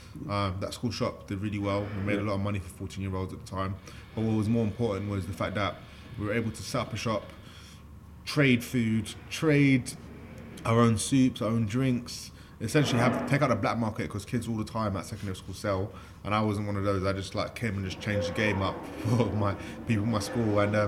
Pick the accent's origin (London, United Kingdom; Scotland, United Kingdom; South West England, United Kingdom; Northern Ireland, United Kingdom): London, United Kingdom; I'm a kid from East London who's still working.